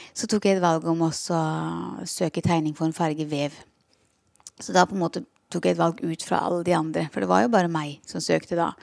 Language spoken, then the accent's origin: Norwegian; Porsgrunn, Telemark, Norway; moved away as an adult; also born or lived in Skien; now in Kristiansand, Norway; Jeg er fra Porsgrunn, så det er mitt uh, fødested og min fødeby.